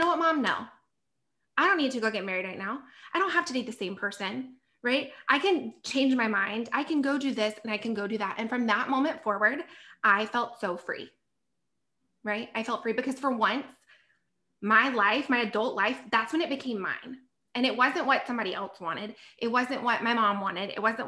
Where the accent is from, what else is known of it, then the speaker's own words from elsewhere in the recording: the South, United States; So I'm from the South and love where I'm from, so proud.